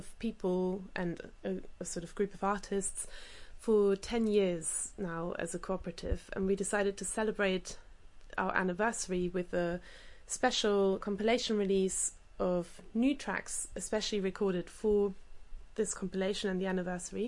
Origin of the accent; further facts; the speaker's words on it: Germany; moved away; having grown up in Germany playing the accordion